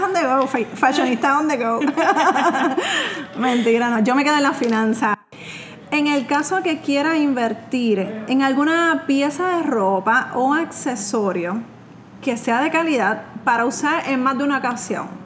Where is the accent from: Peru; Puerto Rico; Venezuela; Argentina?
Puerto Rico; soy de Puerto Rico